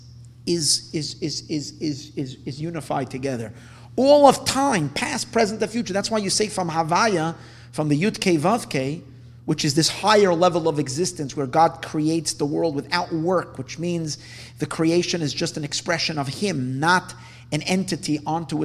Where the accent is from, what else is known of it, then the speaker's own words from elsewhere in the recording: United States; we're American Jews